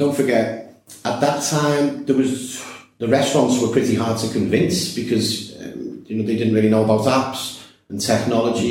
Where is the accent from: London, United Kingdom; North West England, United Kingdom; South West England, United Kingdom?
North West England, United Kingdom; Liverpool; moved away as an adult; now in Gibraltar